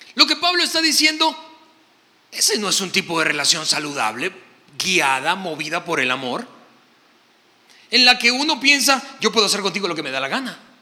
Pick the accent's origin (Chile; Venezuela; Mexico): Venezuela; soy venezolano